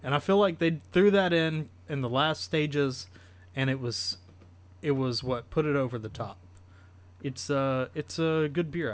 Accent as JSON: {"language": "English", "region": "the South", "country": "United States", "tie": "born or raised there", "said": "growing up in the South"}